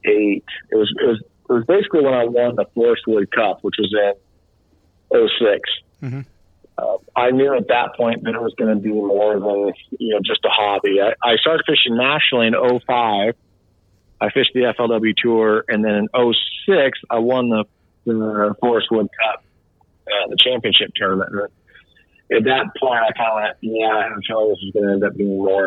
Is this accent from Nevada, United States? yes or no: no; Redlands, California, United States; also born or lived in Riverside / Newport Beach; I grew up in Redlands.